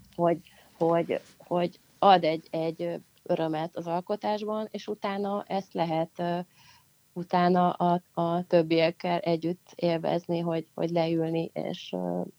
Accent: Pécs, Baranya, Hungary; Pécs után, ami szintén nagyon-nagyon-nagyon mm. nagyon szerethető város, ahol születtem is

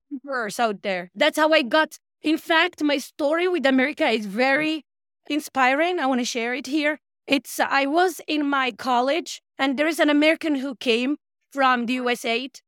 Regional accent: Marrakesh, Marrakesh-Safi, Morocco; moved away; My hometown is Marrakesh.

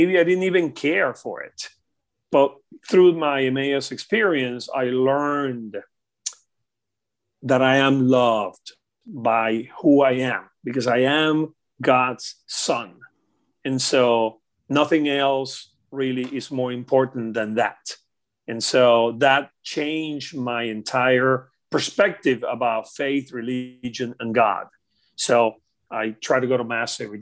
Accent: Venezuela; moved away as an adult; also born or lived in Caracas, Venezuela / Miami; now in United States; I grew up in Venezuela.

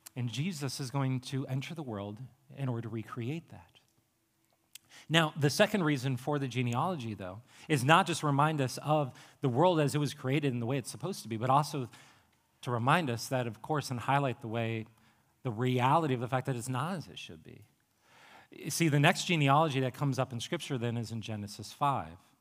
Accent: Appalachian Ohio, United States; I'm from Appalachia, Ohio

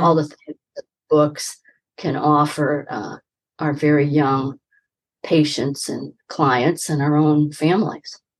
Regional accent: Midwest, United States; I grew up in the Midwest

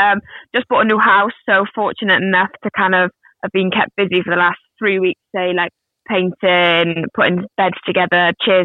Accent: St Davids, Wales, United Kingdom; moved away as an adult; I grew up in the smallest city in Britain, which is called St. David's. Yep. I've got a brother called Ben, who's 2 years younger, and then I grew up with my mum and dad in a house. And I've stayed in the same house, well, all my life till I was 18

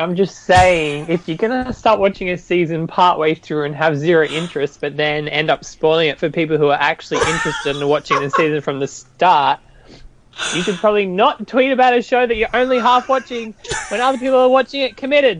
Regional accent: Australia

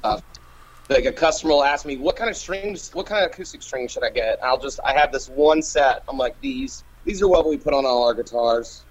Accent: Asheville, North Carolina, United States; also born or lived in Virginia; now in Montgomery, United States; I was born in Virginia, but I claim I claim to be from Asheville, North Carolina

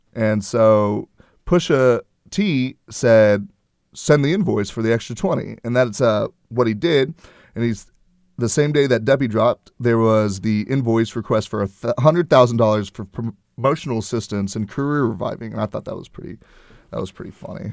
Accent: Houston, Texas, United States; my hometown

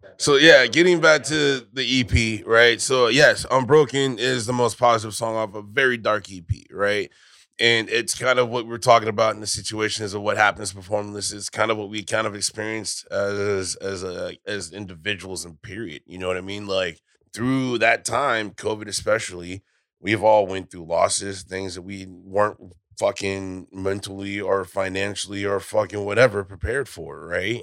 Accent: California, United States; now in Texas, United States; I'm a Californian, right? I'm originally from there, but I moved here before it was cool

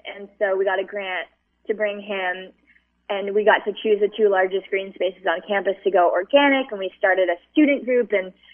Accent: Hawaii, United States; moved away as an adult; when I was growing up in Hawaii

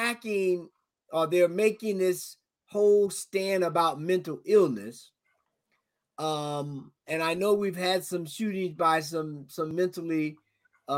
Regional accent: the South, United States; I'm from the South. I grew up hunting and shooting and all of that good stuff

